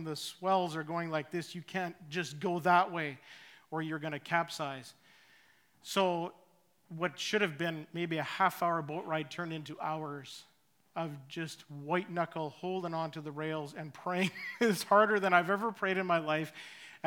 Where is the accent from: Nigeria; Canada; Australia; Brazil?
Canada; Saskatchewan; moved away as an adult; also born or lived in Richmond; now in Chilliwack, Canada; we moved from Saskatchewan, where my wife and I were both born, we ended up in Richmond